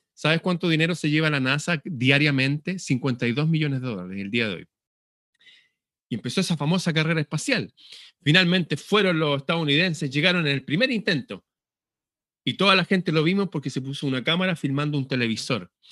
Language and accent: Spanish; Chile; Acá en Chile